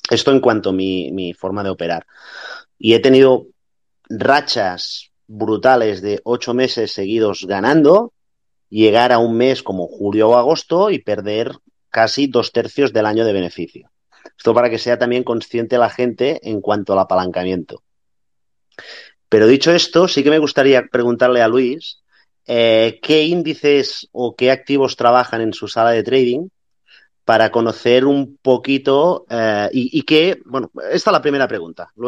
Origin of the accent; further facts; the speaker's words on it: Barcelona, Catalonia, Spain; eh, soy de Barcelona.